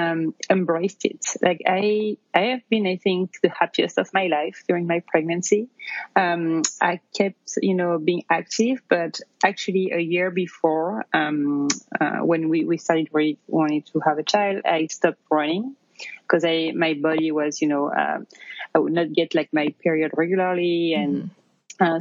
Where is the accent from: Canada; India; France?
France; near Paris, Île-de-France; English is a second language; moved away as an adult; now in New York, United States; you can probably tell from my accent, I'm originally from France. I grew up near Paris and I moved to the US about 10 years ago